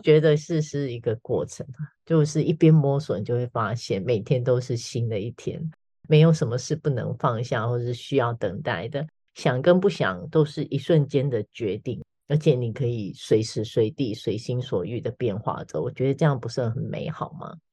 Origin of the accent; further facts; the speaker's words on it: Taiwan; 我们台湾人